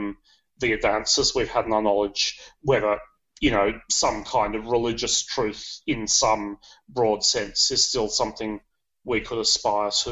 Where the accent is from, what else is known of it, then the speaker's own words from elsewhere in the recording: Sydney, New South Wales, Australia; accent: a bit of British accent; moved away as an adult; also born or lived in England / China / Germany; now in Netherlands; I was born in Sydney. Most of my life I lived in Sydney, although I have also worked in China and Germany. You can probably notice a bit of British accent there, like that's because I lived in UK when I was a kid for a little while.